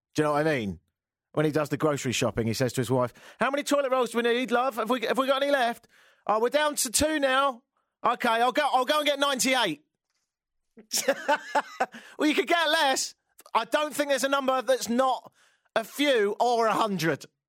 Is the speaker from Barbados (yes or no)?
no; England, United Kingdom; now in Canada; I'm from England